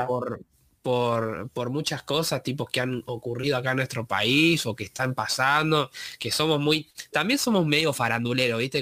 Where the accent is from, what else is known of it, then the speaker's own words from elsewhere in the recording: Buenos Aires Province, Argentina; somos de Buenos Aires